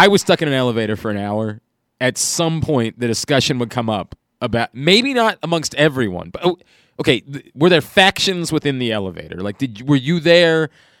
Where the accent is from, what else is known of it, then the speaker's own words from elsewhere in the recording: Baltimore, Maryland, United States; I'm from Baltimore, so I also probably already taste like Old Bay.